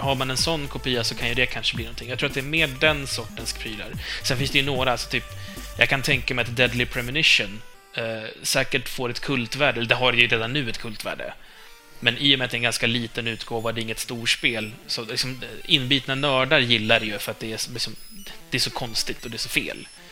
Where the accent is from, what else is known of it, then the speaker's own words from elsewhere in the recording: Stockholm, Stockholm County, Sweden; accent: Stockholm Swedish (a little); Vi är inte stockholmska, eller jag är väl kanske lite